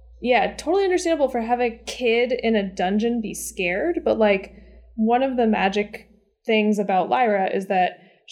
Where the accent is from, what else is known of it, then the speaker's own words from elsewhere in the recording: United States; So watching this as an American